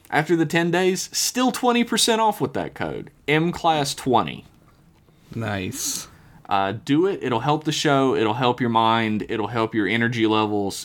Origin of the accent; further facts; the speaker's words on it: United States; I am an American